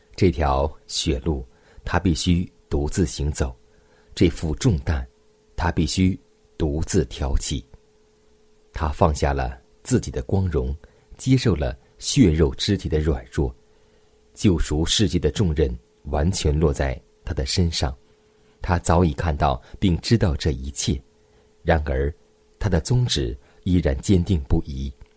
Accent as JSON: {"language": "Chinese", "country": "China", "said": "我们中国人"}